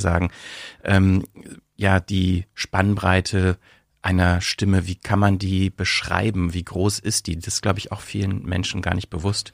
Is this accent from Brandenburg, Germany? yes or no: yes; Brandenburg, Germany; accent: Berlin dialect; moved away as an adult; also born or lived in Bielefeld; now in Berlin, Germany; eigentlich komme ich aus Brandenburg und so, ne, so berlinerisch ist schon sowas, was ich, äh, womit ich aufgewachsen bin